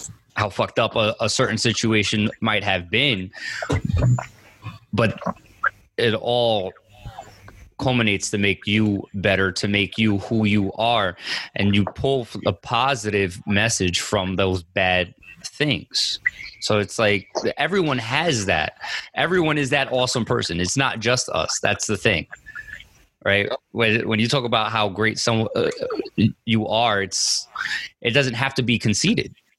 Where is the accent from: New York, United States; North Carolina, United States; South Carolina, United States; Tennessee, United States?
New York, United States; Yonkers; also born or lived in Bronx, New York; growing up in Yonkers and in the Bronx